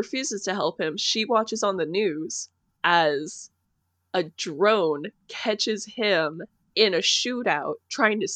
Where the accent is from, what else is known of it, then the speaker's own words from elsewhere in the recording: Seattle, Washington, United States; I was born and raised in Seattle